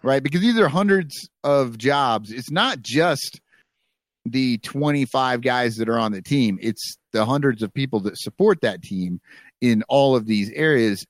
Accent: United States; They were in my hometown

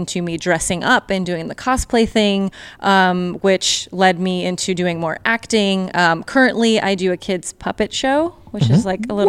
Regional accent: Pasadena, California, United States; Pasadena when I was younger. Okay. And then as I got older, I moved to farther south.

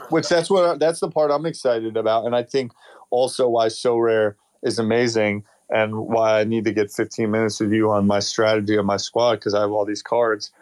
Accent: United States; as an American

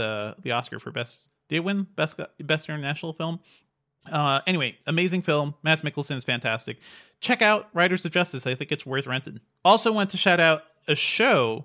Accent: New England, United States; moved away; growing up in New England

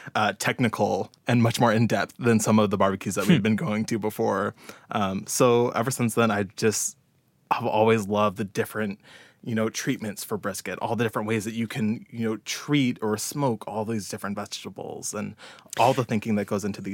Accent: Ann Arbor, Michigan, United States; born there; also born or lived in Detroit / Dallas; now in Houston, United States; I was born in Ann Arbor. My family kind of moved around the Ann Arbor, Detroit area for a while, and then we moved down to Dallas, and then finally settled in Houston for a little bit.

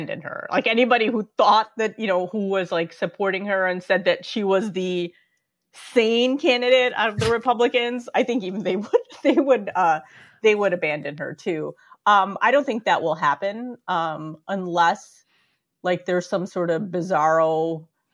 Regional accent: Chicago, Illinois, United States; I grew up in Chicago, which was more racially diverse

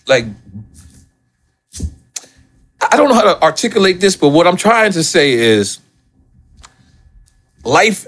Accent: New York City, New York, United States; I'm from Left Back

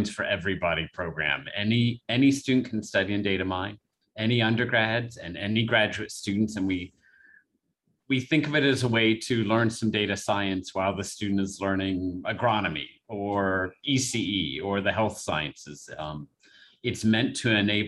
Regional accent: Southwestern Ohio, United States; moved away as an adult; now in Lafayette, United States; I'm from Southwestern Ohio originally.

